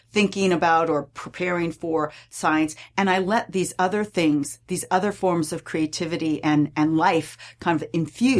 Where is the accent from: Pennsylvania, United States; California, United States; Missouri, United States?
California, United States; I grew up in California